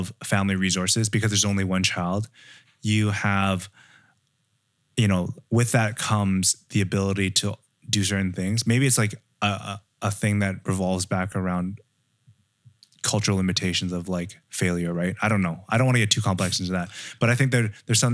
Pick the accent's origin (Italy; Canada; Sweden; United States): Canada; I grew up in Canada